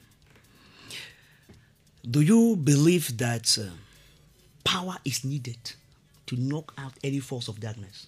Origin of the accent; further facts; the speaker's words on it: Bamenda, Northwest Region, Cameroon; we were growing up. We used to see the full gospel church at Cow Street, Bamenda